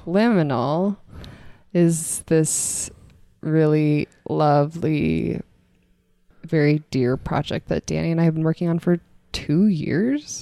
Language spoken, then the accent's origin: English; Boulder, Colorado, United States; I am from Colorado. I grew up in Boulder.